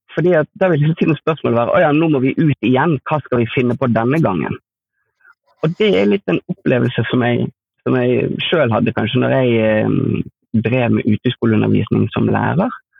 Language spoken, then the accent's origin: Norwegian; Askøy, Vestland, Norway; jeg kommer fra Askøy utenfor Bergen